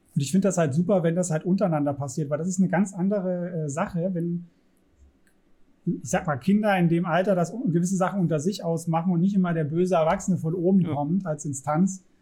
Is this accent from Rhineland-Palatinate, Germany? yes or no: no; Saxony, Germany; ich bin in Sachsen zur Schule gegangen